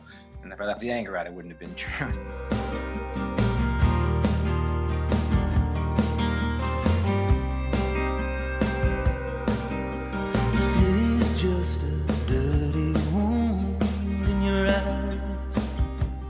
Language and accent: English; Baltimore, Maryland, United States; moved away as an adult; also born or lived in Atlanta; I grew up in Baltimore